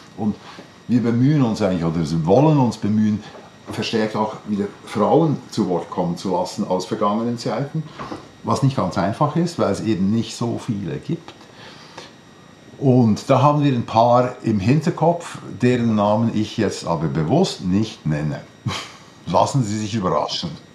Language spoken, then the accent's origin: German; Switzerland; bei uns in der Schweiz